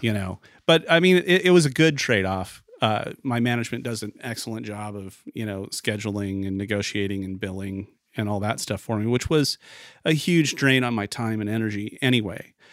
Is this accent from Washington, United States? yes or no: yes; Vancouver, Washington, United States; also born or lived in Portland, Oregon; I was born in Vancouver, Washington, which is right across the river from Portland, Oregon